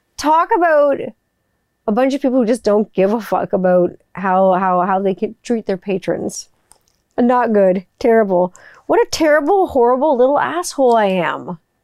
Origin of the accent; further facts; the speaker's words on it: West Mountain, Ontario, Canada; That's where I grew up in West Mountain